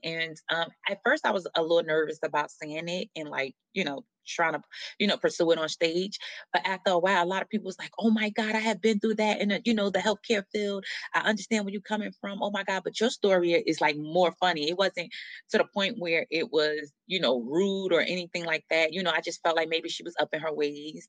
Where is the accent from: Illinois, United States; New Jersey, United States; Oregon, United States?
New Jersey, United States; moved away; also born or lived in Atlanta; born and raised in New Jersey